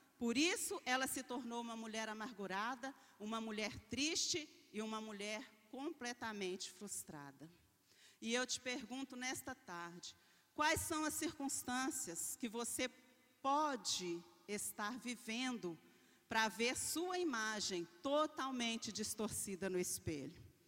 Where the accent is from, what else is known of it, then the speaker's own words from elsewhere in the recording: Belo Horizonte, Minas Gerais, Brazil; eu nasci na periferia, numa favela em Belo Horizonte, uma das mais perigosas